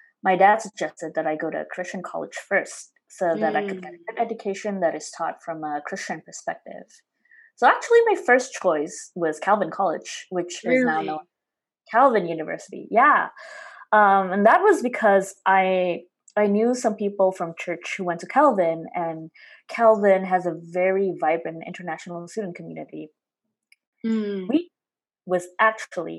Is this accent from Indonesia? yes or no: yes; Semarang, Central Java, Indonesia; moved away as an adult; now in United States; I'm from Semarang, a city in central Java province, Indonesia.